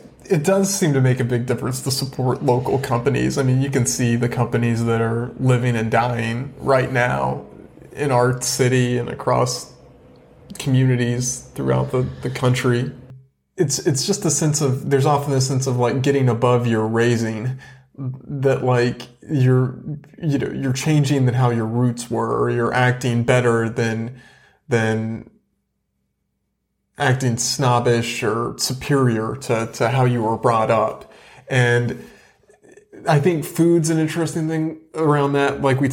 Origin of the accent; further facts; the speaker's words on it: the South, United States; accent: Southern; I've tried to minimize in some respects my Southern root, my roots, my Southern accent.